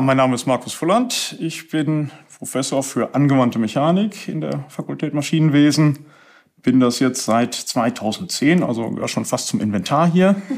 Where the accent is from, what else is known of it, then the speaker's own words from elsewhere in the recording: Paderborn, North Rhine-Westphalia, Germany; moved away as an adult; now in Upper Lusatia, Germany; Ich komme aus Ostwestfalen, das heißt also geboren und aufgewachsen und studiert